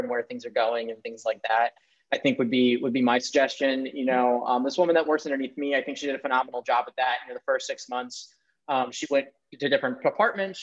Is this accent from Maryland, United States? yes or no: yes; Maryland, United States; I grew up in Maryland